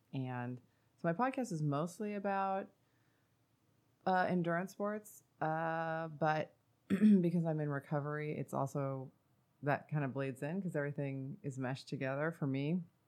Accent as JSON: {"language": "English", "region": "Northern California", "country": "United States", "said": "I'm from Northern California."}